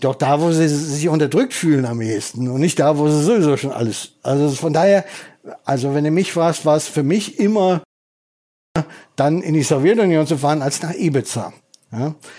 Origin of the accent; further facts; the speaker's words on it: North Rhine-Westphalia, Germany; moved away; also born or lived in Berlin; ich bin ja Westfale